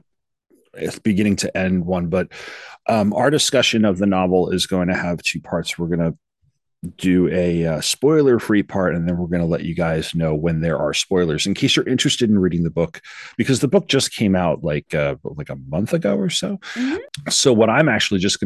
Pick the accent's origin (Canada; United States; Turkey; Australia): United States; New York; I'm from New York. I've only been as far north as the Catskills